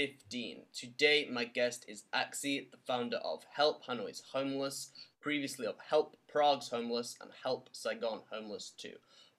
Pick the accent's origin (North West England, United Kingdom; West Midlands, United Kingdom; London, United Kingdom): North West England, United Kingdom; Manchester; We've discovered that we are both from Manchester.